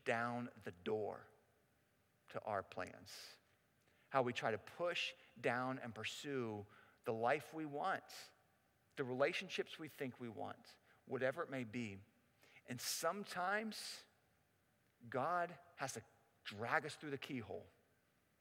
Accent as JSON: {"language": "English", "town": "Pittsburgh", "region": "Pennsylvania", "country": "United States", "tie": "born or raised there", "also_born_or_lived": "Cincinnati", "moved": "as an adult", "lives_now": "Pittsburgh, United States", "said": "I grew up in Pittsburgh"}